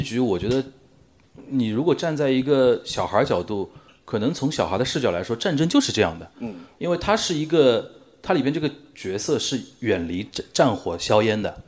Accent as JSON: {"language": "Chinese", "region": "Shanghai", "country": "China", "said": "我身为一个上海人"}